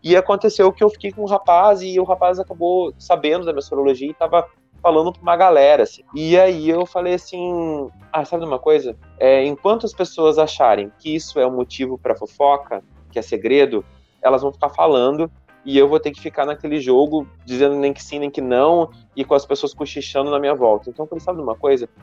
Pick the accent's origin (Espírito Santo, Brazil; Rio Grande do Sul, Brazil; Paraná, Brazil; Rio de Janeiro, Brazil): Rio Grande do Sul, Brazil; Uruguaiana; eu nasci aqui no Rio Grande do Sul, numa cidadezinha pequena que se chama Uruguaiana, que é uma cidade fronteira com a Argentina, com passo de Los Libres. E eu cresci aqui